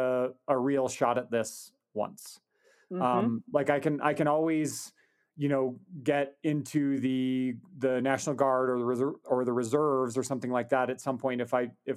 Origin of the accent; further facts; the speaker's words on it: Wyoming, United States; I was from Wyoming, so I could get, resident tuition